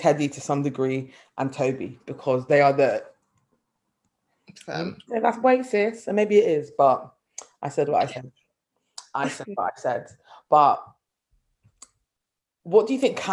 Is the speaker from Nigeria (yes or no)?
no; London, United Kingdom; also born or lived in Nottingham; I am from North London as well, I'm not posh North London